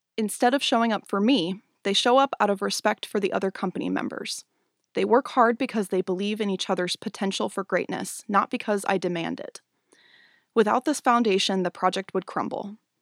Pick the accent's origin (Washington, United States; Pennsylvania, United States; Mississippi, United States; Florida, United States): Washington, United States; Spokane; moved away as an adult; now in Portland, United States; I grew up in Spokane, Washington, where I started dancing when I was six